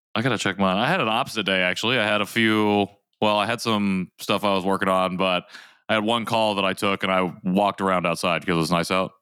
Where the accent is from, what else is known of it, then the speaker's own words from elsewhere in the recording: United States; also born or lived in South Korea; Korean American adoptees.